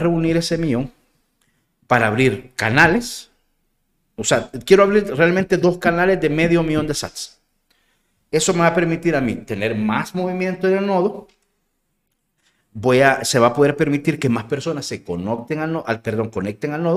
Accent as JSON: {"language": "Spanish", "country": "El Salvador", "said": "soy moreno y soy salvadoreño"}